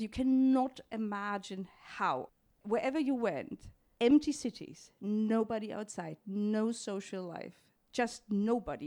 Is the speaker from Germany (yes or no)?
yes; Munich, Bavaria, Germany; I grew up in Munich, which is in the very south of, uh, Germany